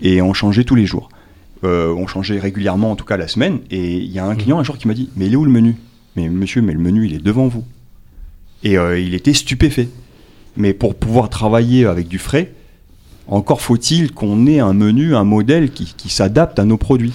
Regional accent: New Caledonia; also born or lived in Tahiti; je suis né à Tahiti, je suis calédonien, j'ai grandi ici.

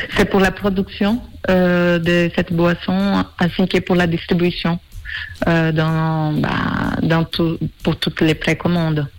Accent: Brazil; French is a second language; moved away as an adult; now in Switzerland; je suis brésilienne, ça fait 16 ans que je suis en Suisse

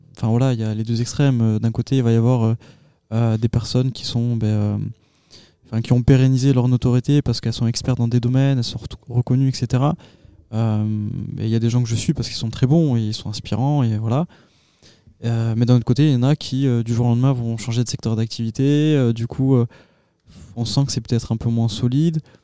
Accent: Agen, Nouvelle-Aquitaine, France; je suis originaire euh, d'Agen.

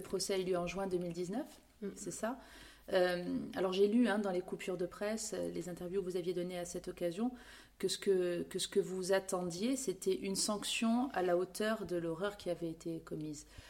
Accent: Corsica, France; chez nous, en Corse

